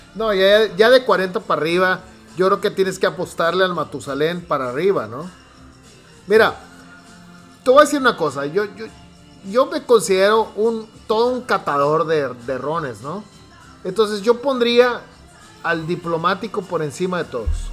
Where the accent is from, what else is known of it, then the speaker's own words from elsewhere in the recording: Hermosillo, Sonora, Mexico; yo nací en Hermosillo